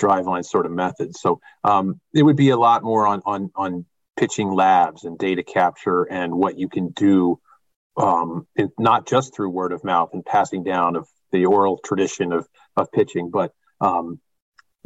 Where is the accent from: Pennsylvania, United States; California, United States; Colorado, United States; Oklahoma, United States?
Pennsylvania, United States; Philadelphia; born or raised there